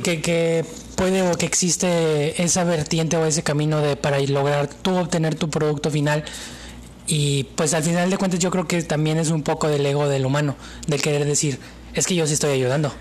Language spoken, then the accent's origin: Spanish; Mexico